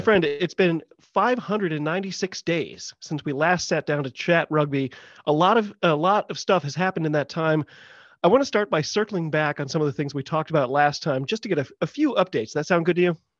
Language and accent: English; United States; I'm an American